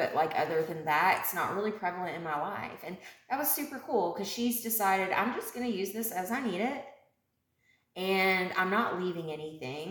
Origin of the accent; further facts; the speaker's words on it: Elizabethtown, Kentucky, United States; moved away; my hometown in E-Town